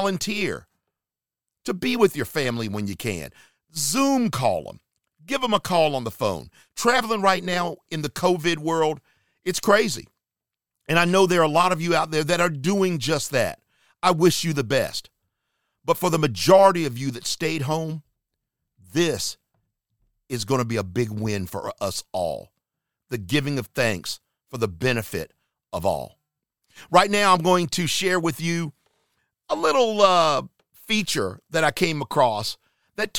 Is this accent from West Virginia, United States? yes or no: no; Charlotte, North Carolina, United States; moved away; my hometown area, Charlotte, North Carolina